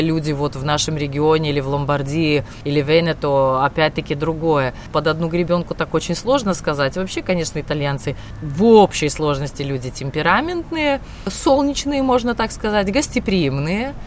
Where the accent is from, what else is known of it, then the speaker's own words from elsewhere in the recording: Aizkraukle, Latvia; moved away as an adult; now in Thiene, Italy; мимо моего родного города, мимо Айскрокла, где я родилась, где я провела все свое детство